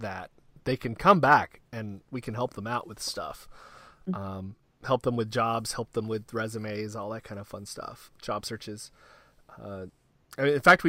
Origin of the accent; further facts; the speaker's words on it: the South, United States; moved away; also born or lived in Tennessee; I grew up in the South. I grew up in rural areas